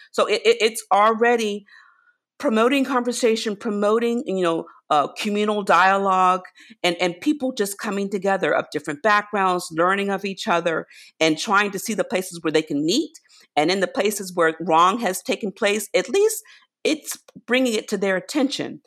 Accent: rural Virginia, United States; As a child, I grew up in rural Virginia, so I grew up in the South

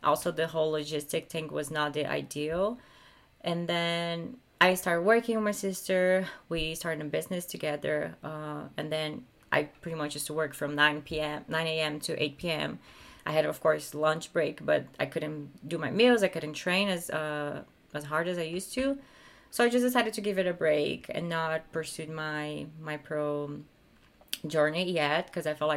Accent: Brazil; moved away as an adult; now in California, United States; I had a really, really happy life in Brazil

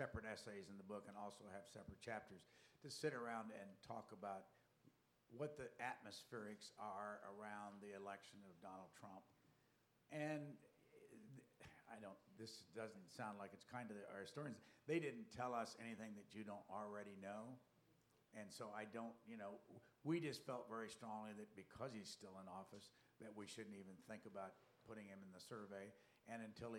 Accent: Tippecanoe County, Indiana, United States; I'm from Tippecanoe County, Indiana

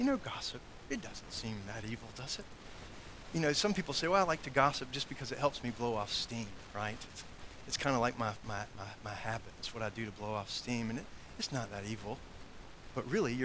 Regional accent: South Carolina, United States; now in Roanoke, United States; where I grew up in South Carolina

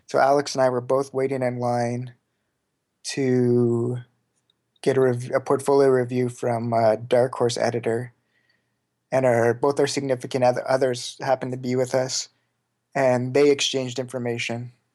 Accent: Saskatoon, Saskatchewan, Canada; Saskatoon, Saskatchewan. It's, like, right in the very middle of Canada.

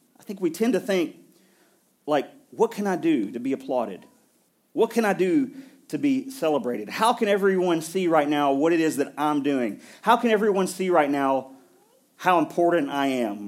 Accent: Middle Tennessee, United States; I grew up here in Middle Tennessee

